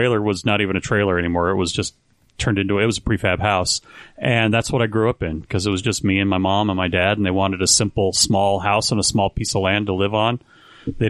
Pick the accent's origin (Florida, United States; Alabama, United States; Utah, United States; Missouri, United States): Utah, United States; Pleasant Grove; also born or lived in American Fork, Utah / Highland, Utah; now in Salt Lake City, United States; we moved to Pleasant Grove when I was 4 years old, going on five